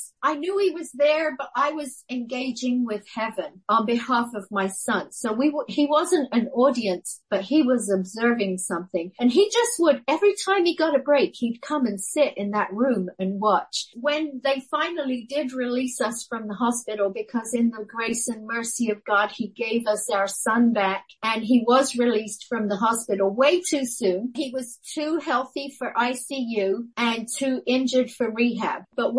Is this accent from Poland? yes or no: no; Guam; In fact, when people say to me, where did you grow up? The real truth is I grew up on Guam. I became a woman on Guam. I went there a girl.